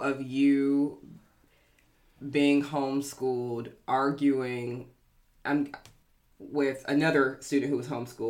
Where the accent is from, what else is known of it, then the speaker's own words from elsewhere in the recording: Georgia, United States; I'm not from Memphis, I'm from Georgia